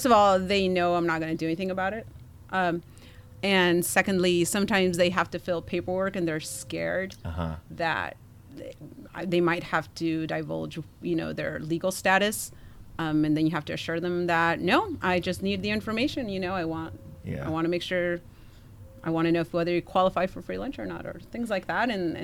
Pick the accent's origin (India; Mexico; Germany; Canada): Mexico; Mexicali, Baja California; born there; I was born in Mexico.